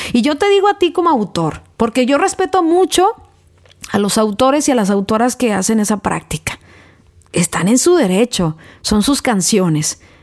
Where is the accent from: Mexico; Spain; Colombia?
Mexico; now in United States; soy mexicana, pero eh, radico en Estados Unidos